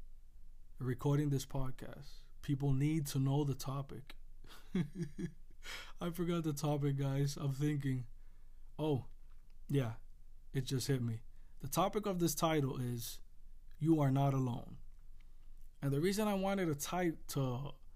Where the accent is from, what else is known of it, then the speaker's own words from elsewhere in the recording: Puerto Rico; I grew up in Puerto Rico